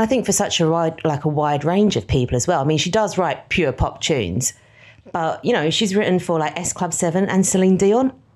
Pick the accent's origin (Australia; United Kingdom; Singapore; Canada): United Kingdom; London; we grew up in East London